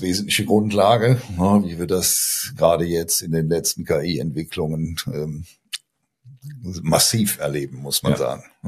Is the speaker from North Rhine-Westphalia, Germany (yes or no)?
yes; Aachen, North Rhine-Westphalia, Germany; accent: Rhineland; moved away as an adult; also born or lived in Giessen; now in Münster, Germany; Also ich stamme ursprünglich aus Aachen. Ich glaube, das hört man auch in meinem Tonfall, ne, dass ich Rheinländer bin. Ich habe in bin in Aachen ähm, geboren, habe da studiert